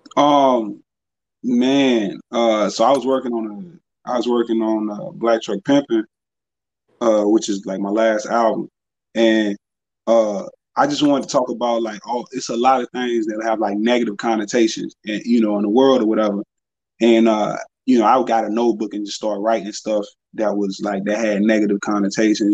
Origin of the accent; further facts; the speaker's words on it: Danville, Virginia, United States; I'm from Danville